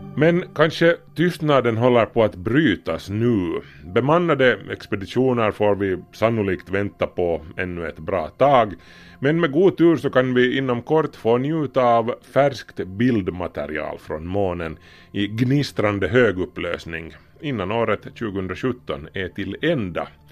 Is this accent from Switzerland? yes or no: no; Finland; vi är ju finlandssvenskar